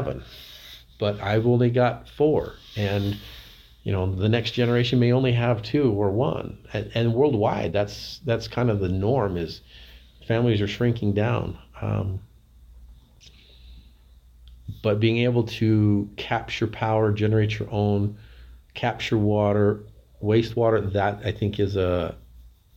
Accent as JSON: {"language": "English", "town": "Price", "region": "Utah", "country": "United States", "tie": "born or raised there", "said": "I grew up in Price. I've lived here all my life"}